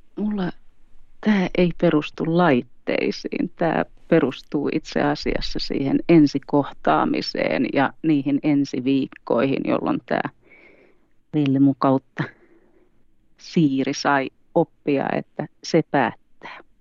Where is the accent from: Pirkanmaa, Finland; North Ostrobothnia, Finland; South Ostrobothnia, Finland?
Pirkanmaa, Finland; Tampere; moved away as an adult; also born or lived in Helsinki metropolitan area; now in Sodankylä, Finland; Etelä-Suomesta kotoisin, eli Tampereella syntynyt ja kasvanut